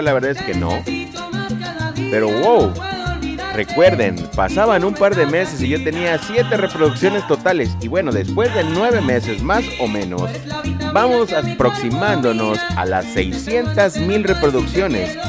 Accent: Mexico; soy latino, entonces la sangre latina, el poder el poder latino, el poder mexicano

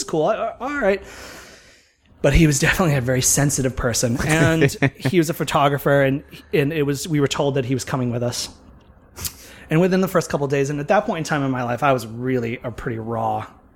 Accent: Massachusetts, United States; moved away; also born or lived in Florida; born and bred in Massachusetts

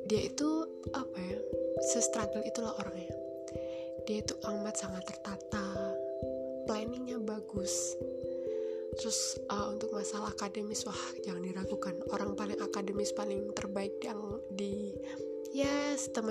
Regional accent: Java, Indonesia; kalau aku Jawa mungkin mereka lebih ke arah Jakarta

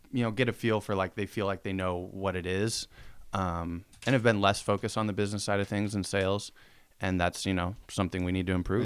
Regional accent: Spokane, Washington, United States; growing up in Spokane

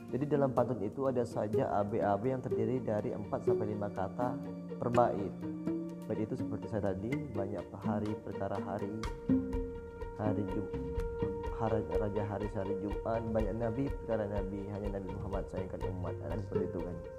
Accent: Bintan Regency, Riau Islands, Indonesia; saya dari Kabupaten Bintan, Provinsi Kepulauan Riau

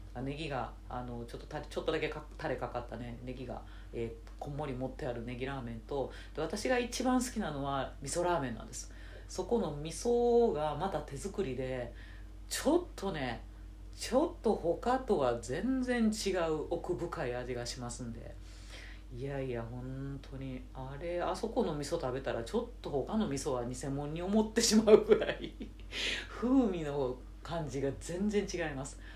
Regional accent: Nara, Japan; 地元の奈良の駅

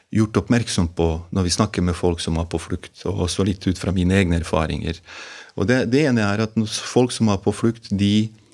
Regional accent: Mostar, Federation of Bosnia and Herzegovina, Bosnia & Herzegovina; Norwegian is a second language; moved away as an adult; also born or lived in Gjøvik, Norway; now in Norway; jeg er født og oppvokst i Bosnia-Hercegovina. Og jeg kom til Norge da jeg var 18 år gammel som krigsflyktning

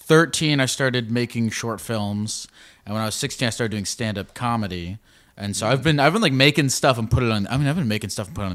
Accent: Baltimore, Maryland, United States; moved away; I was born in Baltimore, Maryland.

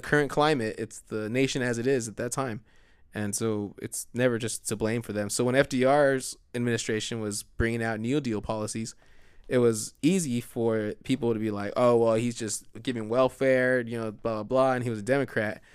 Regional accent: United States; as an American.

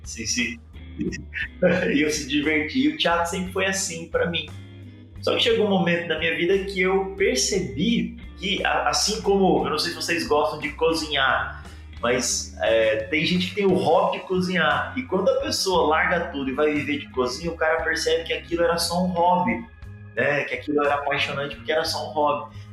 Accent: Cuiabá, Mato Grosso, Brazil; now in Curitiba, Brazil; eu falo aqui de Curitiba, a capital mais fria do Brasil. É, sou nascido em Cuiabá

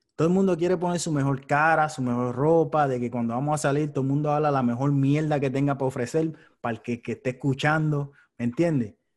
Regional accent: Puerto Rico; me crié en Puerto Rico

